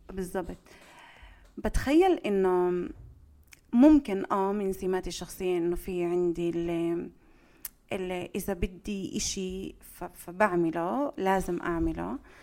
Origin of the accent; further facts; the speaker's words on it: Jaffa, Tel Aviv District, Israel; إني جاي من يافا